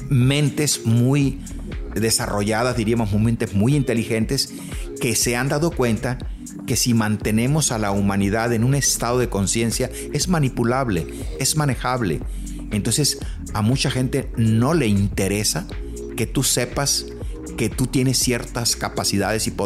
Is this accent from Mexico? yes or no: yes; Los Mochis, Sinaloa, Mexico; Soy de los Mochis y Guadalajara hace muchos años, como 25, 30 años, me abrió las puertas